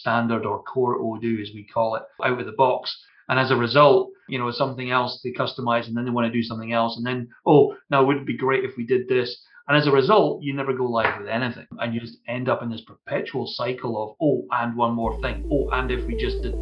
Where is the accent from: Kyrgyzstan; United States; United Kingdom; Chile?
United Kingdom; Scotland; accent: Scottish